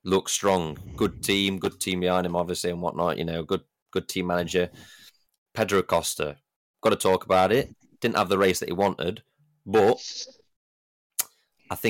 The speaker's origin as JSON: {"language": "English", "country": "United Kingdom", "said": "as British fans"}